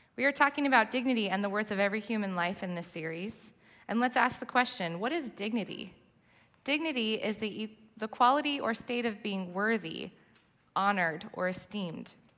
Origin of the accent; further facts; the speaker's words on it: Southern California, United States; moved away as an adult; now in New Jersey, United States; I grew up in Southern California, and he somehow convinced me to move to New Jersey eight years ago.